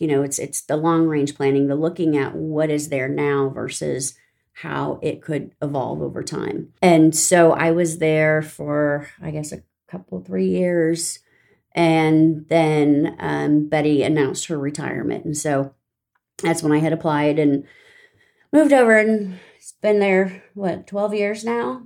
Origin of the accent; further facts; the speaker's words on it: Riverside, California, United States; moved away as an adult; now in Tomball, United States; I grew up in Southern California.